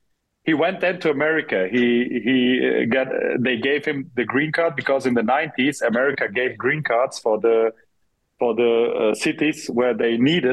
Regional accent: Frankfurt, Hesse, Germany; English is a second language; I was born in Frankfurt, but we had some family.

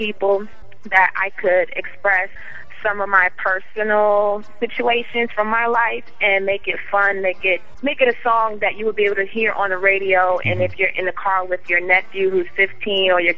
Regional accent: New York City, New York, United States; I'm from Staten Island, New York. That's where I'm from

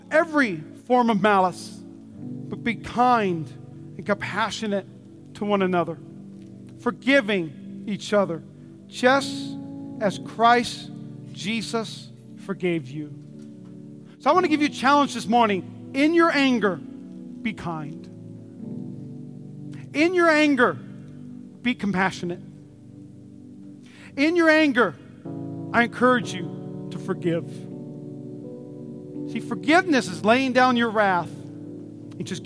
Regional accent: North Dakota, United States; now in Nevada, United States; I'm from North Dakota.

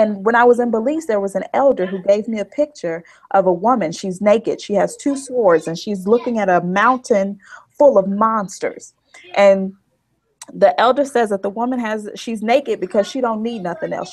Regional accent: Chicago, Illinois, United States; also born or lived in Boise, Idaho / Pennsylvania; I'm from the South Side of Chicago

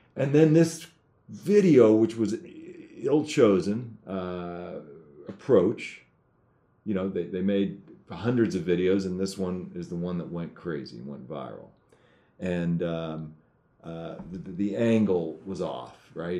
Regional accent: United States; I'm an American citizen

